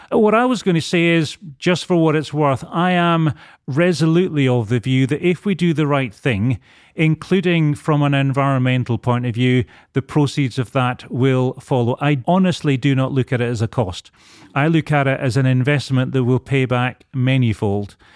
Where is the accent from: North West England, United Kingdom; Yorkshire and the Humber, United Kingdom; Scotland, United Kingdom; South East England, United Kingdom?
Scotland, United Kingdom; Edinburgh; accent: Scottish; moved away as an adult; also born or lived in Bristol; now in London, United Kingdom; Grew up in Edinburgh. Spent first 25 years of my life there.